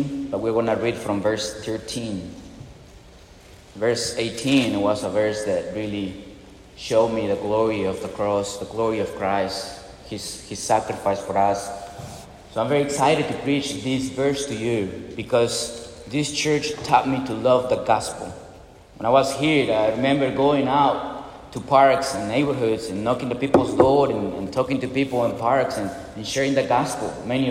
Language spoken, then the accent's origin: English; Peru; moved away as an adult; also born or lived in Arizona; now in Mississippi, United States; I'm from Peru